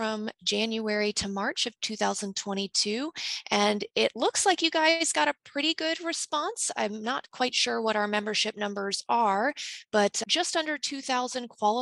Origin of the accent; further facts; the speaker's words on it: Indiana, United States; also my home state